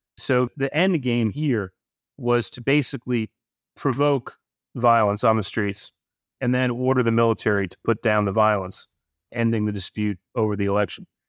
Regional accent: New York, United States; I grew up in New York.

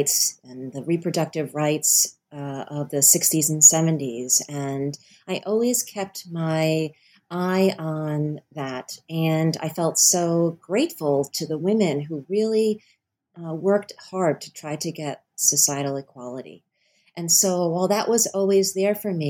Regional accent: Rhode Island, United States; I was born and raised in Rhode Island as well

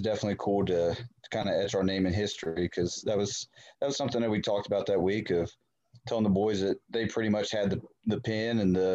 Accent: Elkins, West Virginia, United States; also born or lived in Fairmont, West Virginia; I was born and raised in Elkins

